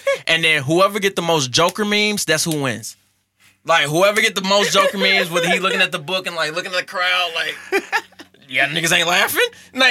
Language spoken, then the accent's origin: English; St. Louis, Missouri, United States; I'm from St. Louis. I'm proud.